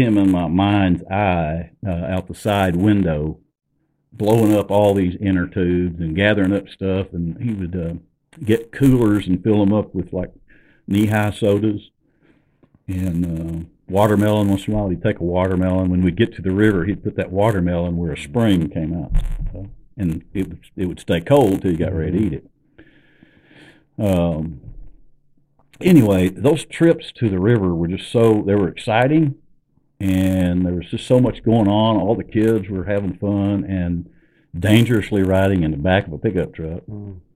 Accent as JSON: {"language": "English", "area": "Ozark Mountains", "region": "northwest Arkansas", "country": "United States", "tie": "born or raised there", "said": "I grew up in the Ozark Mountains in northwest Arkansas"}